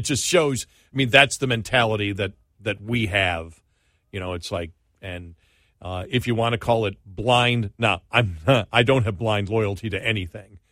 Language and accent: English; United States; I'm an American